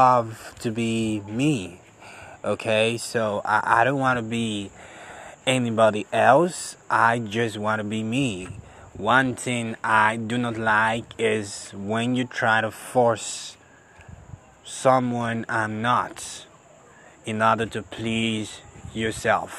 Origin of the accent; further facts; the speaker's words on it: Benin City, Edo, Nigeria; I'm from Nigeria. I'm a Benin boy